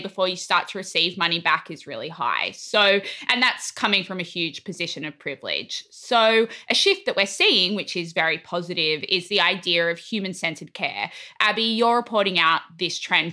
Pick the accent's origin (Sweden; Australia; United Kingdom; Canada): Australia; now in United States; as an Australian